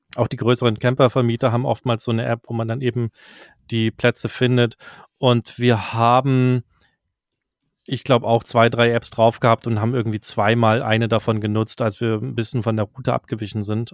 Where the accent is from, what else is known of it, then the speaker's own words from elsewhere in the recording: Germany; für mich als Deutscher